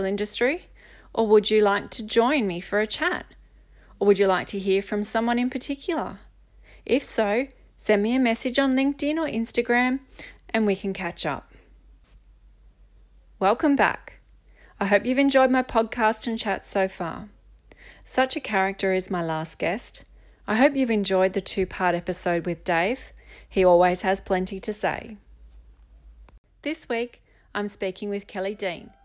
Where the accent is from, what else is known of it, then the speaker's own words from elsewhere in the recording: Jervis Bay, Australia; I grew up down in Jervis Bay